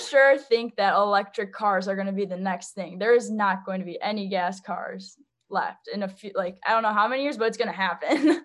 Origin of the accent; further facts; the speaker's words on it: St. Charles, Illinois, United States; I'm from Saint Charles, Illinois. It's a suburb, um, west of Chicago